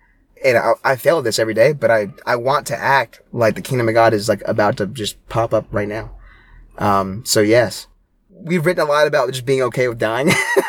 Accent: Indiana, United States; I grew up in Southern Indiana.

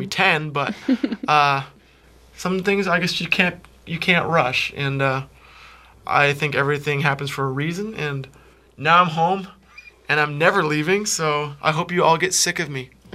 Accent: Peterborough, Ontario, Canada; also born or lived in New York; Peterborough has always been the greatest, and will always oh. be home.

